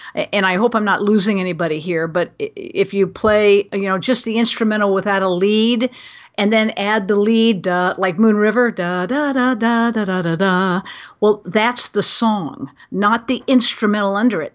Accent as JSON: {"language": "English", "town": "Glendale", "region": "California", "country": "United States", "tie": "born or raised there", "said": "I was born and raised in Glendale, actually the same house that my great-grandfather had built."}